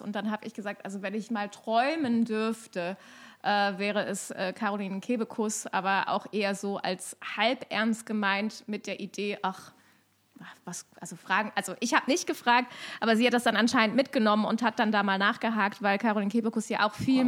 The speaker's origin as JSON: {"language": "German", "town": "Cologne", "region": "North Rhine-Westphalia", "country": "Germany", "moved": "as an adult", "lives_now": "Vienna, Austria", "said": "ich komme ursprünglich aus Köln, was mir nochmal sehr bewusst geworden ist, wie viel Kölnerin ich bin, seit ich in Wien lebe"}